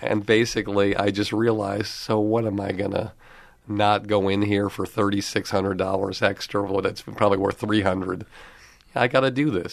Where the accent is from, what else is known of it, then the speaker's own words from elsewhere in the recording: Longmeadow, Massachusetts, United States; also born or lived in Boston; I grew up in Long Meadow, Massachusetts